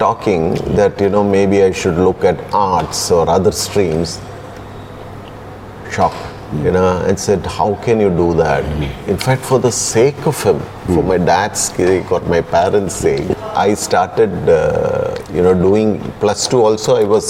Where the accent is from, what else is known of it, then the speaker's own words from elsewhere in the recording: Ahmedabad, Gujarat, India; born there; Yeah. I was born in Ahmedabad.